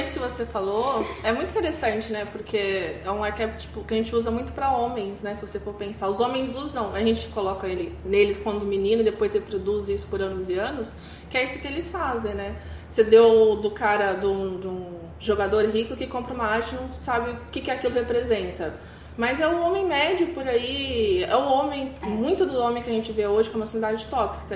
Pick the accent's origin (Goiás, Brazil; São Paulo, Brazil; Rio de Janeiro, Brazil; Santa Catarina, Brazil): São Paulo, Brazil; Ribeirão Preto; moved away; na cidade que eu cresci, em Ribeirão Preto, interior de São Paulo